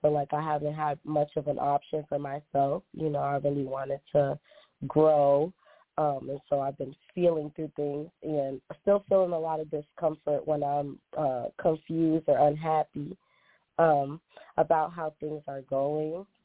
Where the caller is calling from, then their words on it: Boston, Massachusetts, United States; I'm calling from Boston.